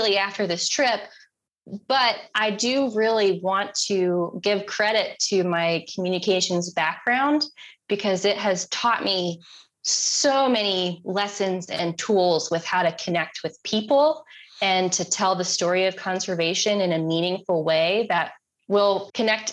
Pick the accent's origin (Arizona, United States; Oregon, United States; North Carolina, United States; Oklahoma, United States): North Carolina, United States; Concord; I grew up in Concord, right outside of Charlotte.